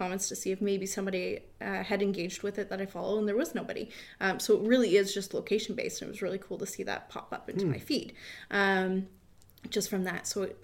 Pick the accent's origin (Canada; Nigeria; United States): Canada; Windsor, Ontario; I grew up in Windsor